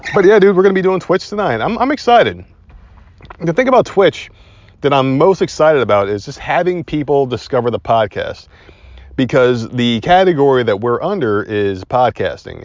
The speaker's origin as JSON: {"language": "English", "region": "Northeast", "country": "United States", "moved": "yes", "lives_now": "Southern United States", "said": "we are Southern now. And, uh, we are from the Northeast"}